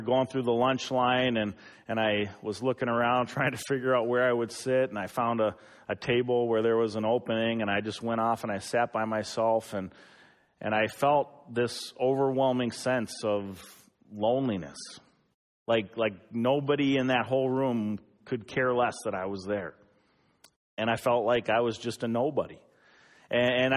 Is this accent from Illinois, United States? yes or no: no; Eden Prairie, Minnesota, United States; born or raised there